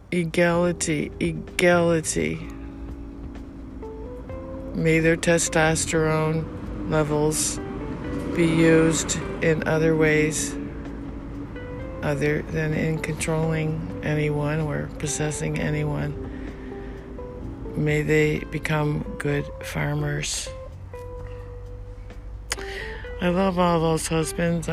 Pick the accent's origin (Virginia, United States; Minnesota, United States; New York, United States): New York, United States; New York City; moved away; I'm from New York.